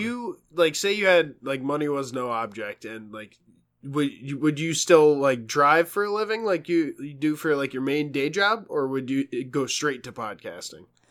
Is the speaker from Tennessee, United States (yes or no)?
no; New York, United States; moved away; being a New Yorker